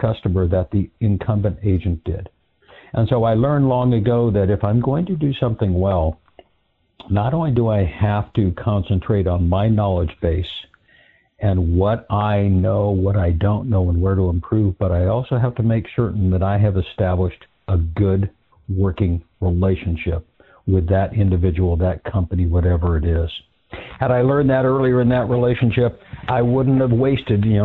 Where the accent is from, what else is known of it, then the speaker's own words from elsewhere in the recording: California, United States; my home state, California